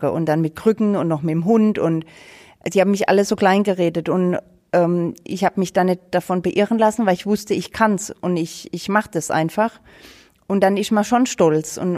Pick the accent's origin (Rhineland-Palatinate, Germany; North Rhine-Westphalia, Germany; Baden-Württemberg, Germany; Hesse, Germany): Rhineland-Palatinate, Germany; habe auch mit Schnee oder so gar nichts zu tun, weil es bei uns in der Pfalz gibt's das halt nicht.